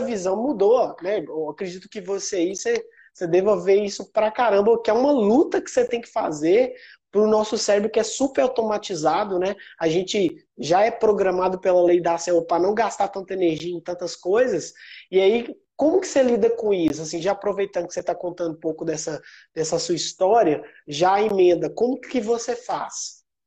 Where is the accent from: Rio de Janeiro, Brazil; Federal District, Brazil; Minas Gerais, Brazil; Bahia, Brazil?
Minas Gerais, Brazil; Sete Lagoas; eu sou natural de Sete Lagoas, é uma cidade do interior de Minas